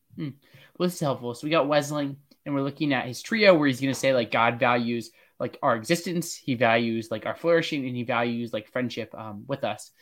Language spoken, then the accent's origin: English; Pennsylvania, United States; I'm from Pennsylvania